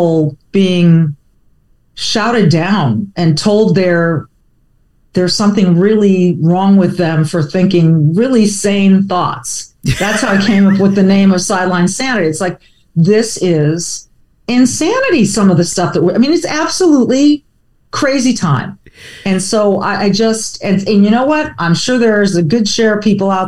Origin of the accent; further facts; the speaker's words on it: near Hollywood, Southern California, United States; I grew up near Hollywood, you know, in Southern California